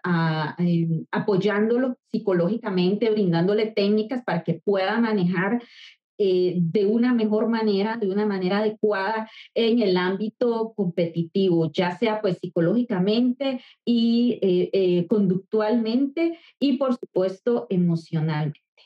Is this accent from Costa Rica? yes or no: yes; Costa Rica; soy de Costa Rica, soy psicóloga